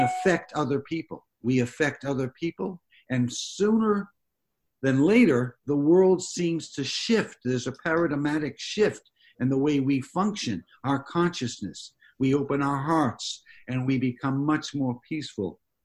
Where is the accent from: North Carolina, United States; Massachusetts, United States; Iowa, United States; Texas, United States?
Massachusetts, United States; moved away; I grew up back east in Massachusetts